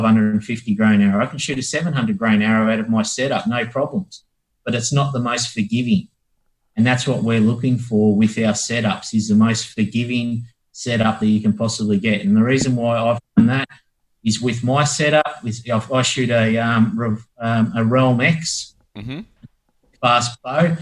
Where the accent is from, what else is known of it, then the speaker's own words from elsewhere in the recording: Australia; being Australian